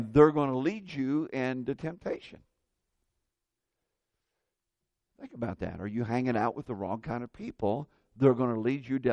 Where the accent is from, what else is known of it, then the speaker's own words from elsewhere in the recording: Indiana, United States; when I was a kid growing up in Indiana